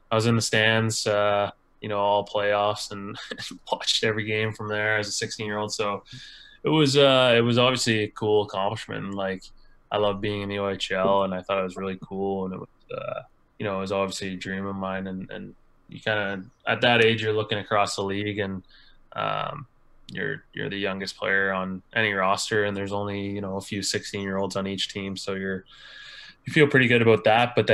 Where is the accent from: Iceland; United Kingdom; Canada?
Canada; Kincardine, Ontario; Yeah, it was uh, it was it was uh, unique for sure.